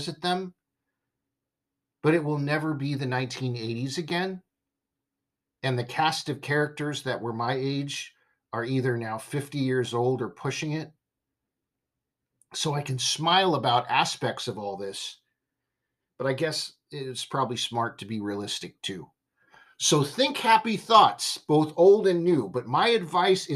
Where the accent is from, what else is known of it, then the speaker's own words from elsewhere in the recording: Simi Valley, California, United States; I grew up in Simi Valley, California